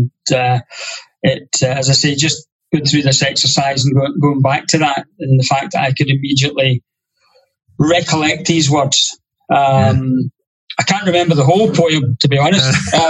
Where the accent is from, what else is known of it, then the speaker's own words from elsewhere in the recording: Ayrshire, Scotland, United Kingdom; I come from Burns country.